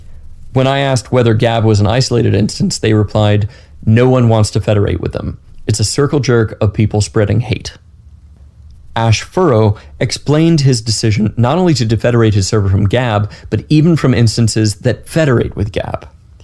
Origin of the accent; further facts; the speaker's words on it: Canada; I'm Canadian, I'm not really a very vocal person, I don't like confrontation